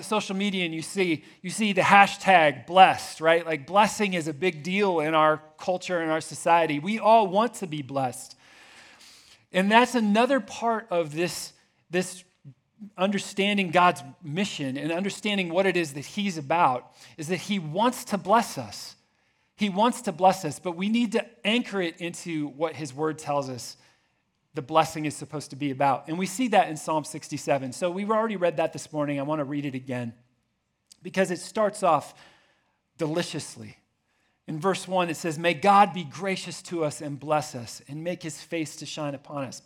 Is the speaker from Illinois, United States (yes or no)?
no; Indianapolis, Indiana, United States; moved away as an adult; also born or lived in Jordan; I grew up here in Indianapolis.